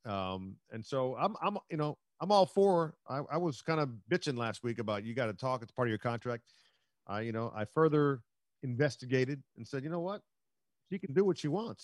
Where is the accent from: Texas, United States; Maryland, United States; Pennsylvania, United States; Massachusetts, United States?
Maryland, United States; Silver Spring; I'm from Silver Spring, Maryland